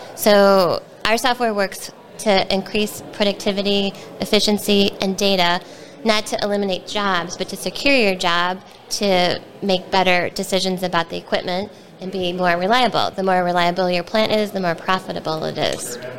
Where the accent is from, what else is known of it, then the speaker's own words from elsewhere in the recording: Wheeling, Illinois, United States; I grew up in Wheeling and went to Wheeling High School and went to Illinois Institute of Technology